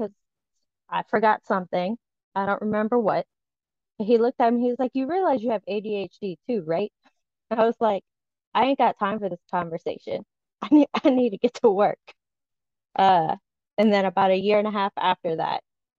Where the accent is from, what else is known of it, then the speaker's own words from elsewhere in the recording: Southern Louisiana, United States; I am a Southern Louisiana born and raised that never quite fit into the Southern Louisiana, except for my accent